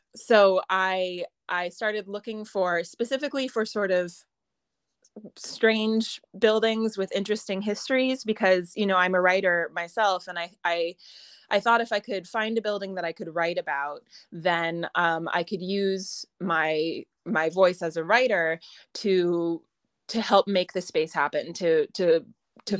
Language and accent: English; United States; accent: American; moved away as an adult; also born or lived in Ireland; now in Connemara, Ireland; I'm an American, as you can doubtless tell from my accent